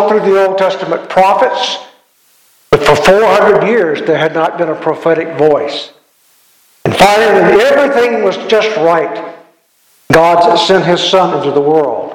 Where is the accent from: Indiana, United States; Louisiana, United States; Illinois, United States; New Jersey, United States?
Louisiana, United States; I grew up in Louisiana